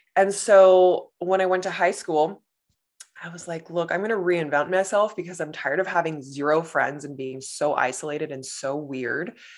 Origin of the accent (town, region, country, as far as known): Los Angeles, California, United States; born or raised there; moved away as an adult; now in Canada